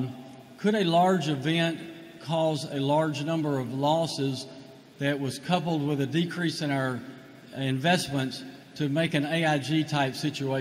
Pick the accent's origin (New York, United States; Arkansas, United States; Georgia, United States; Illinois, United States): Arkansas, United States; Arkadelphia; I'm from Arkadelphia, Arkansas.